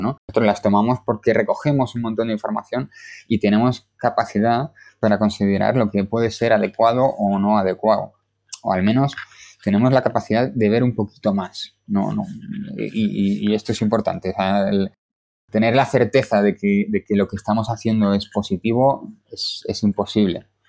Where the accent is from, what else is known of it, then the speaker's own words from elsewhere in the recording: Galicia, Spain; now in Madrid, Spain; soy gallego y esto marca mucho de mí